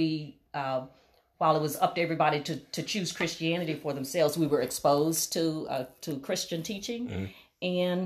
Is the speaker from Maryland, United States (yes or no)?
no; Natchez, Mississippi, United States; I grew up in Natchez, Mississippi, which is in extreme southwest Mississippi